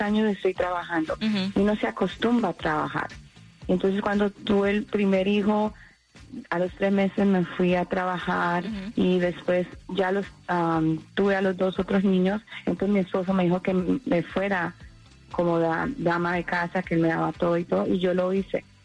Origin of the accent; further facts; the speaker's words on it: Colombia; now in Miami, United States; yo soy colombiana pero viví aquí mucho tiempo